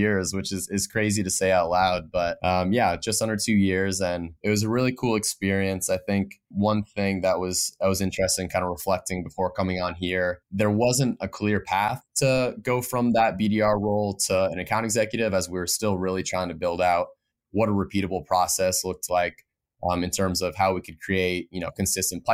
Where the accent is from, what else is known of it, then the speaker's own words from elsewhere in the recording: Vermont, United States; moved away; born and raised in Vermont, which I'm lucky to be back home right now